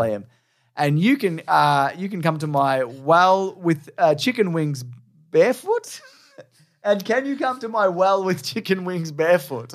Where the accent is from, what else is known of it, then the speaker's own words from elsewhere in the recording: Australia; also born or lived in Melbourne; People think it's being American, but we're not